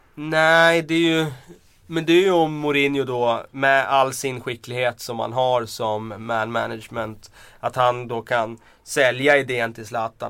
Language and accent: Swedish; Västmanland, Sweden; accent: broad Västmanland dialect; now in Stockholm, Sweden; jag, eh, pratar ganska bred västmanländska